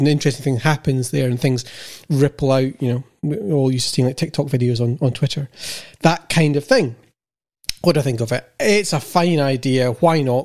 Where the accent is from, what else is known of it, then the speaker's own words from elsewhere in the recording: United Kingdom; being British